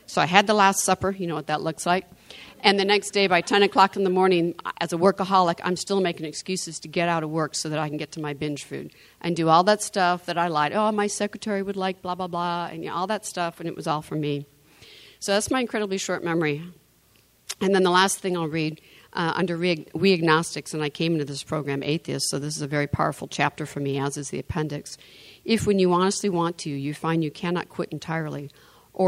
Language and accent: English; Michigan, United States; I'm from Michigan.